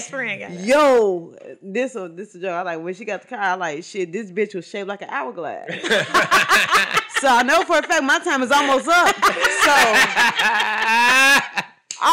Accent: Chicago, Illinois, United States; I was from the West Side. So I was really on all sides of fucking town

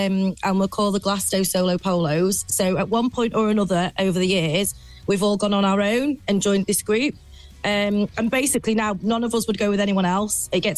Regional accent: Chester, North West England, United Kingdom; I'm from Chester.

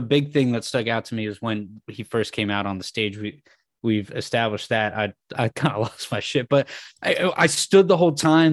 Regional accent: San Francisco, California, United States; growing up in San Francisco of going to just a ton of shows

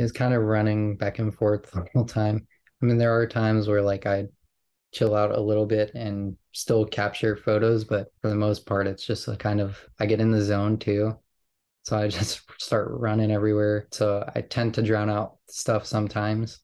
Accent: New York, United States; growing up in New York

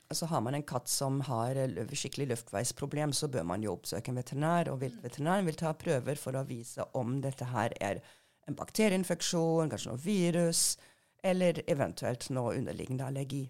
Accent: Germany; Norwegian is a second language; moved away as an adult; also born or lived in Hannover, Germany / England; now in Norway; jeg er født og oppvokst i Tyskland

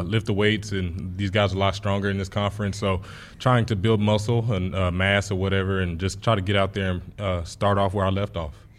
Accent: Texas, United States; moved away as an adult; now in Nebraska, United States; Texas was my hometown

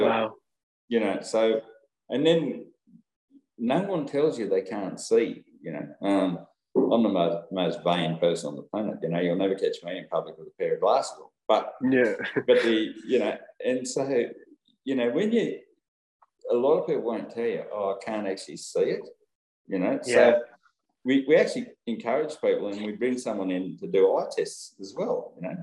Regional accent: Brewarrina, New South Wales, Australia; my hometown of Brewarrina

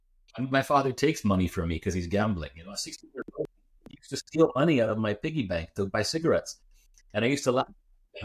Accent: Canada; I was born in Canada, I went to Greek school 2 days a week.

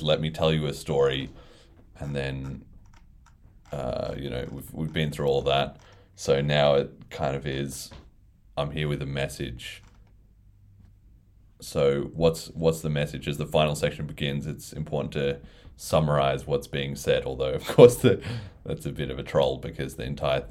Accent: Australia; being Australian

